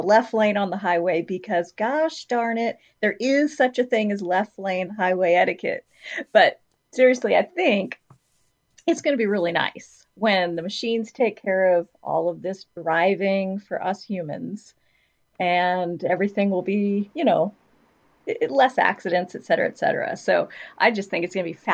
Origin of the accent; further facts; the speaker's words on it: Midwest, United States; now in North Carolina, United States; I grew up in the Midwest